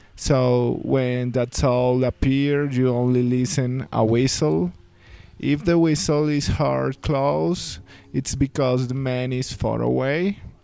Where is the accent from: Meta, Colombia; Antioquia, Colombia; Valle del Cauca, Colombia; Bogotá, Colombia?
Meta, Colombia; Villavicencio; now in Bogota, Colombia; we grew up in Villavicencio